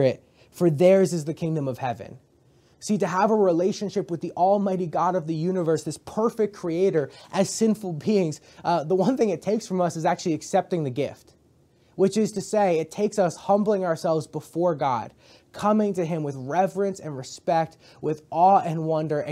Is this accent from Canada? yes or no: yes; Canada; I grew up in Canada